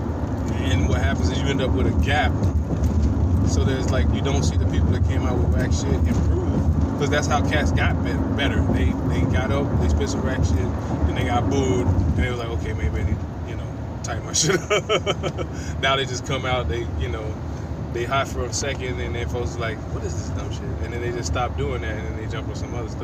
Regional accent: the South, United States; I'm from the South

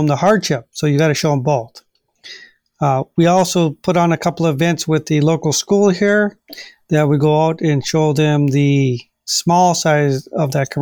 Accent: United States; eat fish that's right back in my hometown

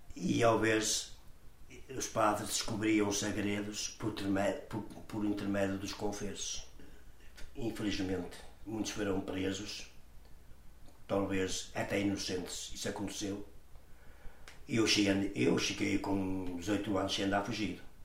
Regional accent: Portugal; Eu nasci em São Trocado aqui no ciclo há uma estrada da parte de cima, uhum. chamam-lhe a Cruz. Nasci ali e depois ali vim pequenino

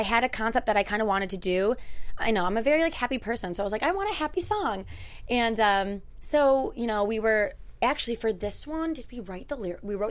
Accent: Utica, New York, United States; I'm from Utica, New York

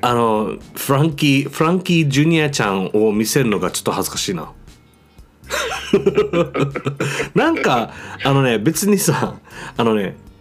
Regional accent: Okinawa, Japan; moved away as an adult; 僕あの沖縄から来てるんですあの1年から2年ぐらいあのこっちに住むんだけど

